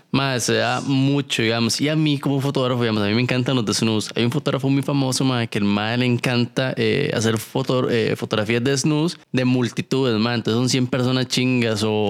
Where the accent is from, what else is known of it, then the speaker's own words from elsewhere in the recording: Costa Rica; soy de Costa Rica